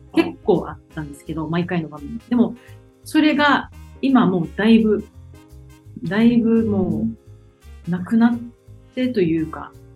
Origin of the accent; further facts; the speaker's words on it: Okinawa, Japan; 沖縄出身ということもありますし